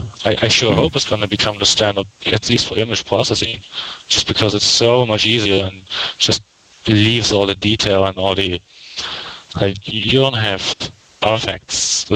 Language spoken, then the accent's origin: English; Germany; now in Hollywood, United States; Well, I came over from Germany to like 7 years ago. I'm living in Hollywood